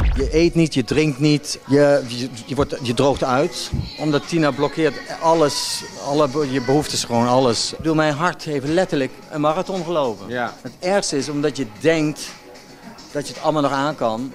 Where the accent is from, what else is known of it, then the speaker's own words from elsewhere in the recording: North Brabant, Netherlands; moved away as an adult; now in Belgium; ik kom uit Brabant